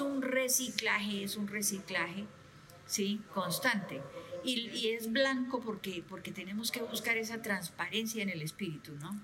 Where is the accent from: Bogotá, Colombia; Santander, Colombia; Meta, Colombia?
Santander, Colombia; Bucaramanga; nací en Bucaramanga